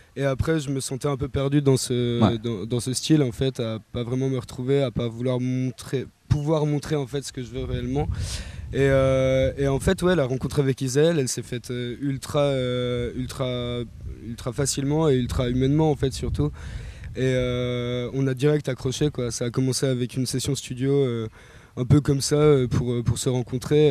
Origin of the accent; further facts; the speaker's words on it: Besançon, Bourgogne-Franche-Comté, France; je suis natif de Besançon